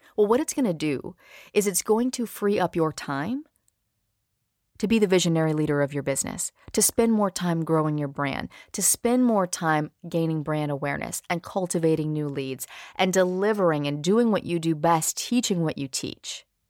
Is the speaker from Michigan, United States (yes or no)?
no; Louisiana, United States; also born or lived in New Orleans; I grew up in a small town about an hour north of the city